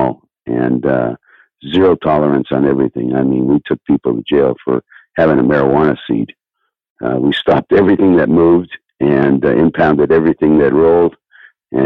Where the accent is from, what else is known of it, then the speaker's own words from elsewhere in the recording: Del Aire, California, United States; Grew up in Del Air, California, which is like, it's just a little county strip in between Hawthorne, city of Hawthorne, and the city of El Segundo